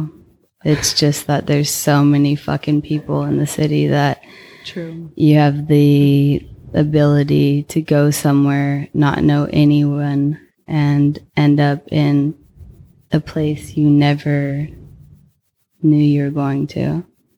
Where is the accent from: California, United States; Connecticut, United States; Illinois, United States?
California, United States; Palm Springs; born or raised there; moved away as an adult; also born or lived in Orange County, California / Los Angeles / New York / North Carolina